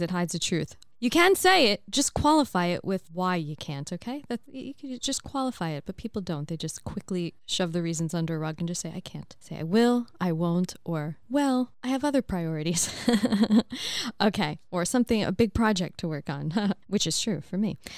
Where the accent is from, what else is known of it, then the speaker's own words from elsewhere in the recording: United States; moved away; As an American